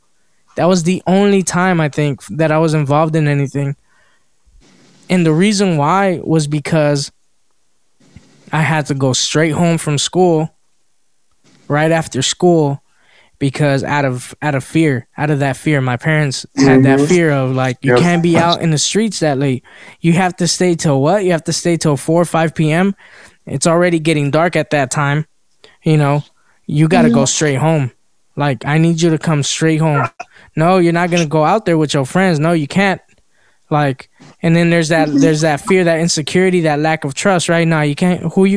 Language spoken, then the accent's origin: English; Los Angeles, California, United States; I grew up in South Central like Jeff.